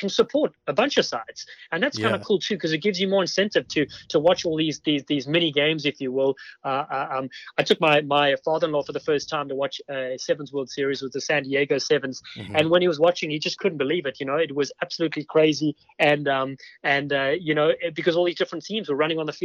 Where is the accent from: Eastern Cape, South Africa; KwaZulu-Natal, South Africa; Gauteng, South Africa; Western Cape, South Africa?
Western Cape, South Africa; Cape Town; moved away as an adult; now in United States; I grew up in Cape Town, South Africa, and I ended up coming to the US for what was meant to be a 6-month holiday.